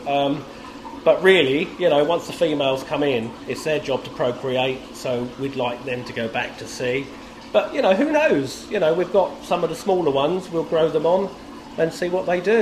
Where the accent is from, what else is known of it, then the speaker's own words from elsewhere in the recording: Brightlingsea, East of England, United Kingdom; I grew up in Brightling Sea